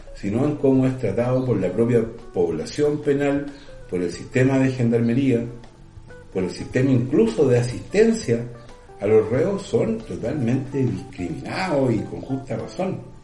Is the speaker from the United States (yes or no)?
no; Chile; nuestro país